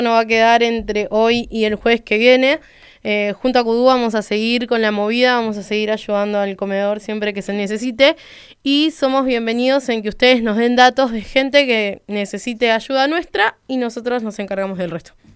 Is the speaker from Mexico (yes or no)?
no; Guatemala; soy de Guatemala y pertenezco al grupo Scout 65 de la capital